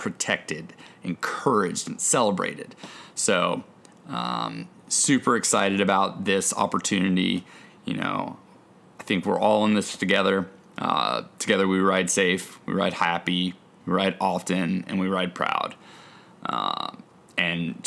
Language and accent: English; Oregon, United States; moved away; growing up in Oregon on a mountain bike